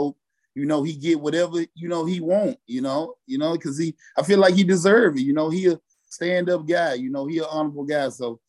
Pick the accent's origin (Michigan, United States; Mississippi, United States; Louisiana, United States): Mississippi, United States; I'm originally from Mississippi.